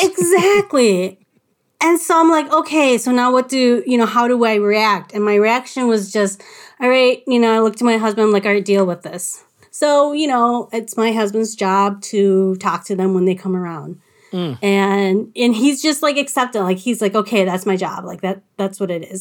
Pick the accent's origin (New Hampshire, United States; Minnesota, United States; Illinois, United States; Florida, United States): Minnesota, United States; Little Canada; I was living at home in Little Canada